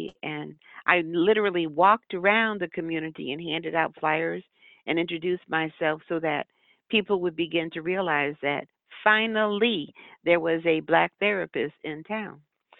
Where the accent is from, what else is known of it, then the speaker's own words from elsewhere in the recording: New Haven, Connecticut, United States; also born or lived in Boston / New York City / California; now in Charleston, United States; I grew up in New Haven